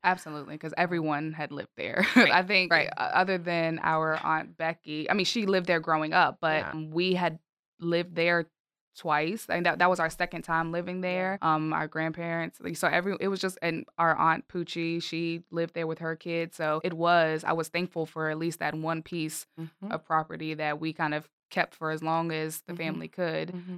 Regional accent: Richmond, Virginia, United States; I am born and raised in Richmond

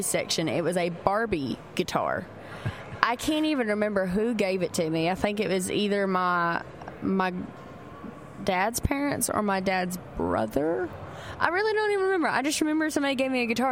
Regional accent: Kentucky, United States; I'm from Kentucky.

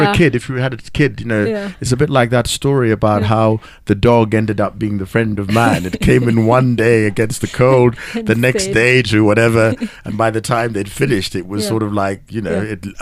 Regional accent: Kenya; I'm a Kenyan of a generation where at some point, we turned on a certain section of our community and said, Asians must go.

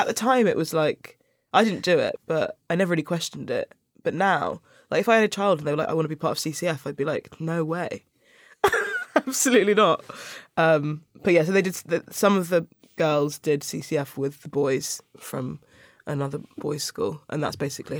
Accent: Sutton, London, United Kingdom; In Sutton. So I went to school in Cheam, which is like the borders of South London.

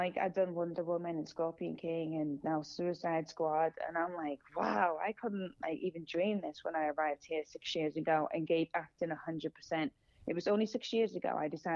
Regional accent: Singapore; moved away as an adult; now in Los Angeles, United States; I'm Singaporean

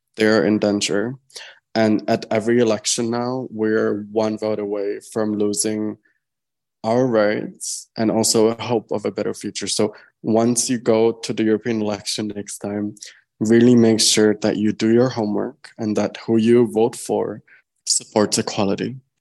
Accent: Czechia; I'm from the Czech Republic.

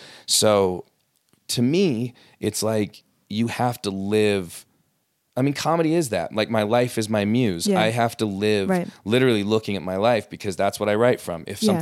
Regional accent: West Jordan, Utah, United States; also born or lived in Los Angeles; I grew up here. In West Jordan, actually.

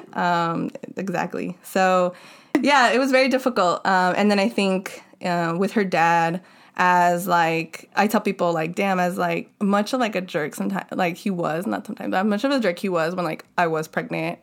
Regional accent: Los Angeles, California, United States; growing up in Ballheads had a lot of influence on me

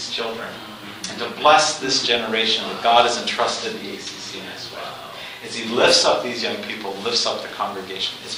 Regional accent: Canada; now in Kenya; And as Canadian Baptists, we've worked here for a long time.

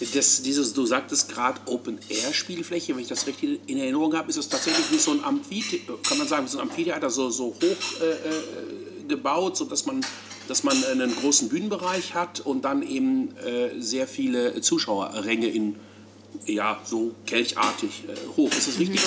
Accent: Hamburg, Germany; als Hamburger

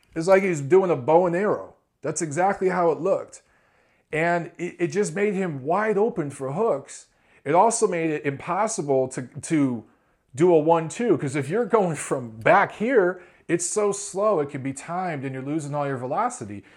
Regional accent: Detroit, Michigan, United States; coming out of Philly and Detroit, my hometown

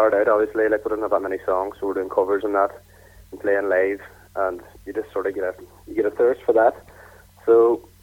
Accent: Omagh, Northern Ireland, United Kingdom; We're from Oma and surrounding areas

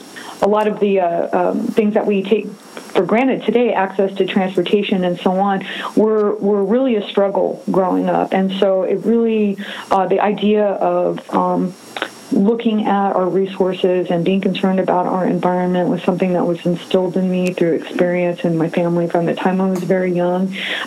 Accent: San Antonio, Texas, United States; I grew up here in San Antonio, and I grew up in the southeast side in a historically underserved community with, really limited access to fresh and healthy foods or to certain opportunities and resources.

